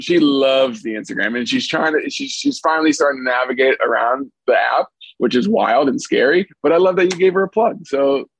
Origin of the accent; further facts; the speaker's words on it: Minneapolis, Minnesota, United States; now in Los Angeles, United States; I'm from Minneapolis, Minnesota. So I grew up watching the Big Ten